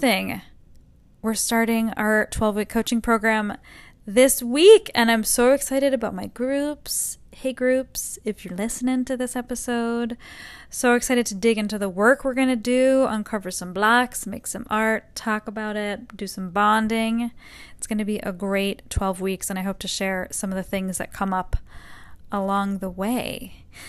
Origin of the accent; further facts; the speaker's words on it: Northeast, United States; now in Texas, United States; I'm from the Northeast